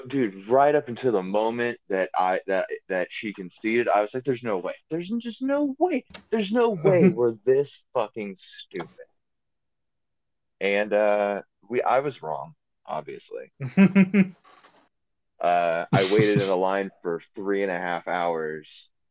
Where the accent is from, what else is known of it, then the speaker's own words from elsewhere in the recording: Oklahoma, United States; also born or lived in Louisiana; See, I'm from Oklahoma and Louisiana.